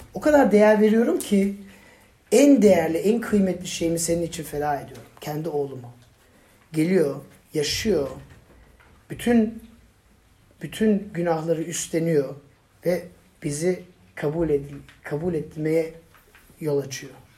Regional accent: Turkey; ben Türk'üm

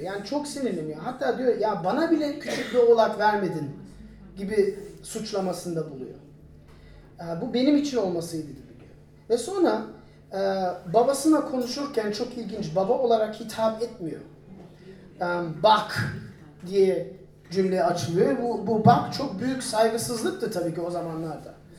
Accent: Turkey; biz Türk olarak

